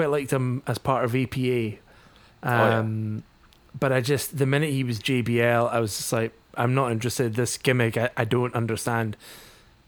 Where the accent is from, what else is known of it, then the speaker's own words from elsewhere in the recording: Scotland, United Kingdom; I am Scottish